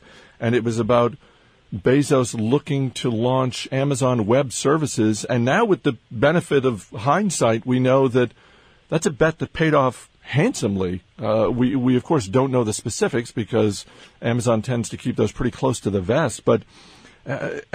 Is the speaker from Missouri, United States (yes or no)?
no; Maine, United States; I grew up in Maine